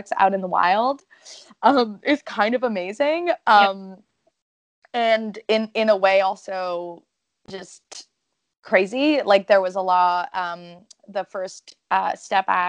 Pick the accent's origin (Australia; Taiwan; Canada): Canada; first language French; English is a second language